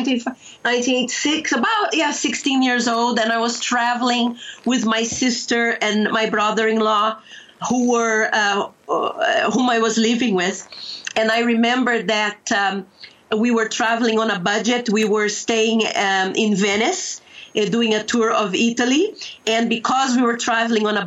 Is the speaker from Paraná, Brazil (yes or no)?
yes; Curitiba, Paraná, Brazil; also born or lived in Londrina, Brazil; I was born in Londrina and grew up in Curitiba